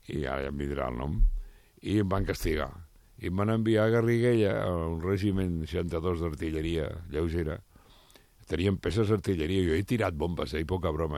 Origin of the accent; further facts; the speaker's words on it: Barcelona, Catalonia, Spain; jo sóc de Sarrià